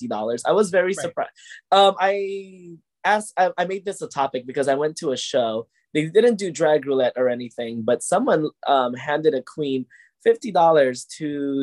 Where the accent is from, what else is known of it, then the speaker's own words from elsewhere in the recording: Hawaii, United States; growing up in Hawaii